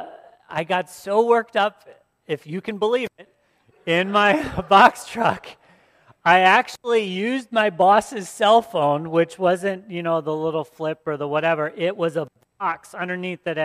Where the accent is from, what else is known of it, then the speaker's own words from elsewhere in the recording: Port Huron, Michigan, United States; my hometown of Port Huron